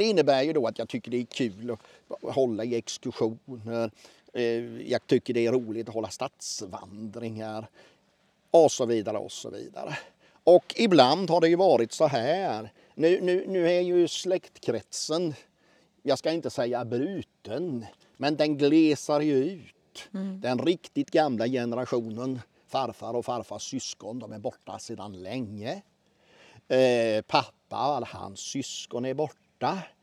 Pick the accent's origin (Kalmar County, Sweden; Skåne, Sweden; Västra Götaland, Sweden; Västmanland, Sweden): Kalmar County, Sweden; Oskarshamn; also born or lived in Mörlunda parish; Jag är född 1966 strax utanför Oskarshamn. Och Oskarshamn är en av de många hembygder som jag håller mig med